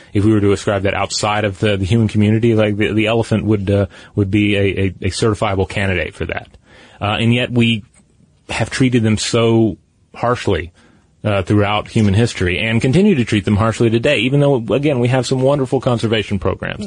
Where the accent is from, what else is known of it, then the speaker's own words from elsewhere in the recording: Tennessee, United States; my home state of Tennessee